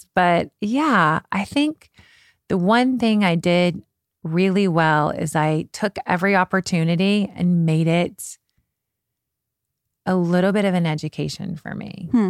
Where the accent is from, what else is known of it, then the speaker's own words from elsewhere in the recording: Kentucky, United States; also born or lived in London, United Kingdom; You know, I was from Kentucky. My mom grew up on a farm.